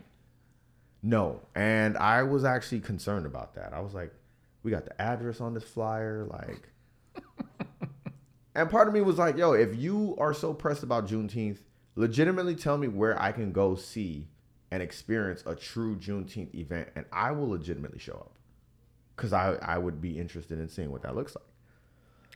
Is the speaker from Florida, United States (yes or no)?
yes; Miami, Florida, United States; growing up in Miami